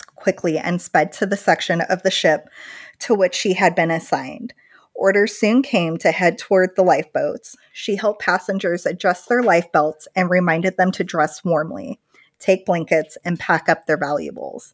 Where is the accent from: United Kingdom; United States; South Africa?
United States; Midwest; I'm from the Midwest.